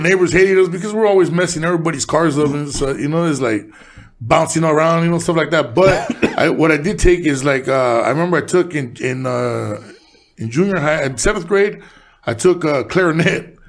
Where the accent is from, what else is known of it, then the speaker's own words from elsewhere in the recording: Los Angeles, California, United States; also born or lived in Mexico; I was born in Boyle Heights, but I was raised in East